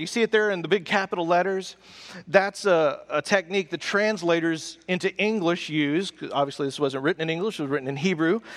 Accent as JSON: {"language": "English", "region": "the South", "country": "United States", "said": "we're from the South. So you're polite in the South."}